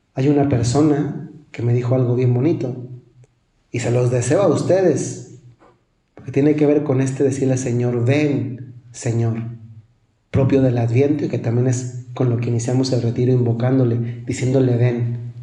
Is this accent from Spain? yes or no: no; Mexico; Casi todos los que somos mexicanos